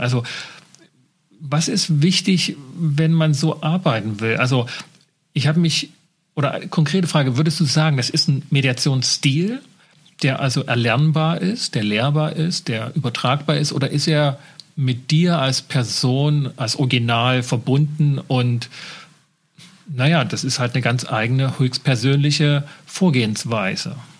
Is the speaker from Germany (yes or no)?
yes; Germany; bei uns in Deutschland